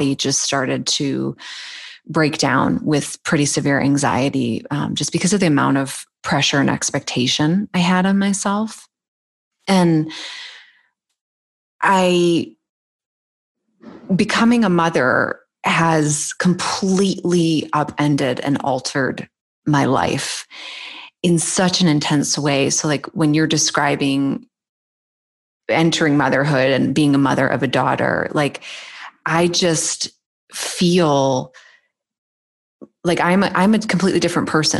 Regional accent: Boston, Massachusetts, United States; I grew up in the Boston area.

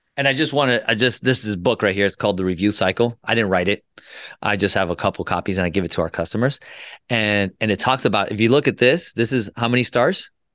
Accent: United States; also born or lived in Colombia / Florida; I was born in Columbia, South America, and I was made in the U S. And what I mean by that, I came here when I was two years old, and I grew up

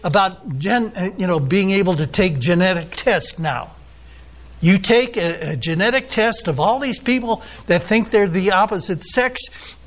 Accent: United States; I'm an American

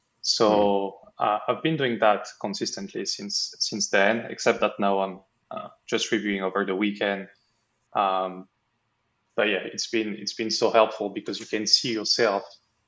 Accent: France; English is a second language; now in Bermuda; No, I'm from France. I'm currently in Bermuda. I'm kind of traveling between the US, Bermuda, and Europe.

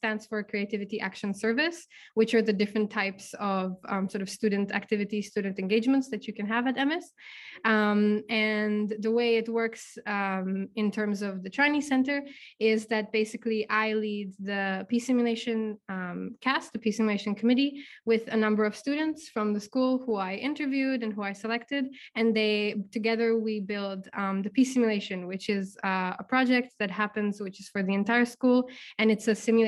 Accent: Czechia; Hey, yeah, so hi … I'm from the Czech Republic.

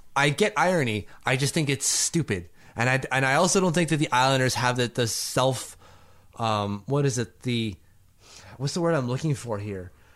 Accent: Canada; I'm Canadian

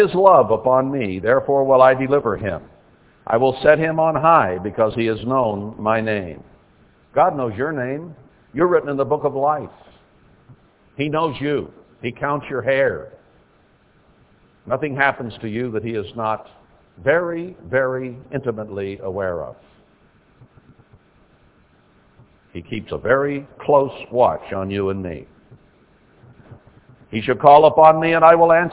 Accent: United States

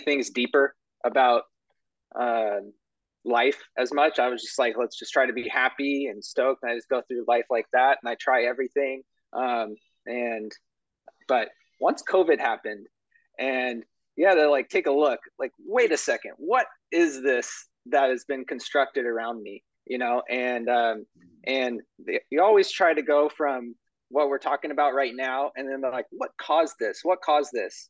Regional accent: California, United States; I grew up here in California. I'm still here

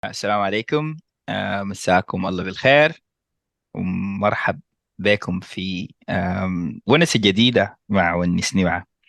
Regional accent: Sudan; نحن كسودانيين

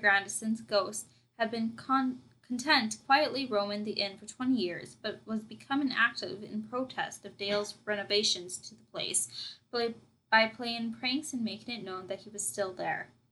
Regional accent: Saskatchewan, Canada; we are from Saskatchewan

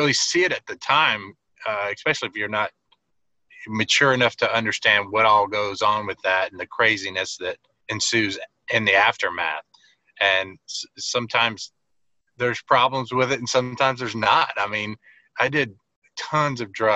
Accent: New Orleans, Louisiana, United States; Growing up in New Orleans

